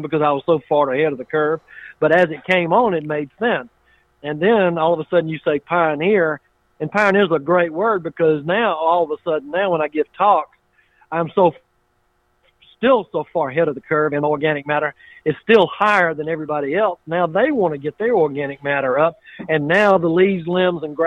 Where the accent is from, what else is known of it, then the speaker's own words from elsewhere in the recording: Waynesboro, United States; We had a pecan grower that I grew up with in Waynesboro